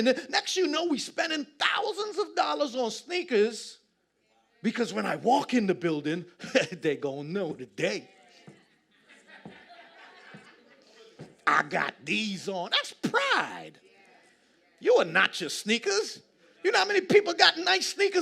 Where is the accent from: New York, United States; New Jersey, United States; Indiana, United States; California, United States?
New York, United States; New York City; I'm from Queens